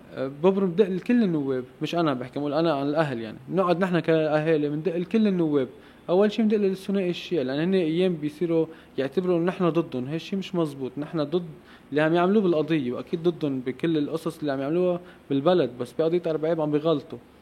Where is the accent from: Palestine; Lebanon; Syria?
Lebanon; also born or lived in Mechmech, Lebanon; نحن كشعب لبناني